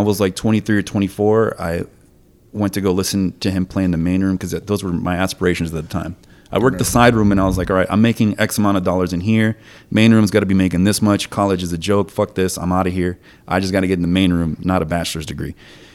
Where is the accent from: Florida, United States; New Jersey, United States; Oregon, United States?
Florida, United States; Miami; also born or lived in Argentina; My parents immigrated to Miami.